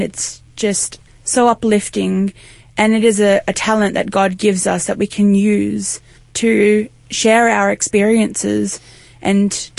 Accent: Sydney, New South Wales, Australia; I'm from Sydney.

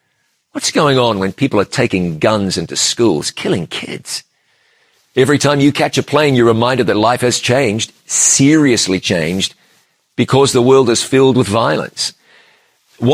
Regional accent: New Zealand; my home country of New Zealand

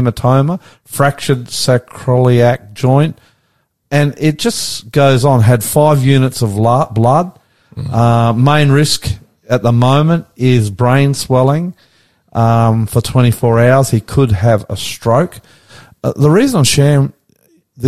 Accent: Brisbane, Queensland, Australia; also born or lived in Murwillumbah/Kingscliff area / Gold Coast; now in Sydney, Australia; I grew up in Brisbane.

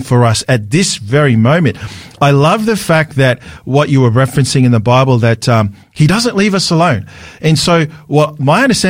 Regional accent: Sydney, New South Wales, Australia; I'm from Sydney, so living in Sydney.

